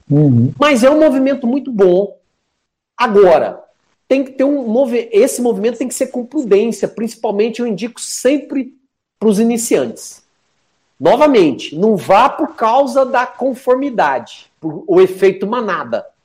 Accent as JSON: {"language": "Portuguese", "region": "Minas Gerais", "country": "Brazil", "said": "Eu sou mineiro, né?"}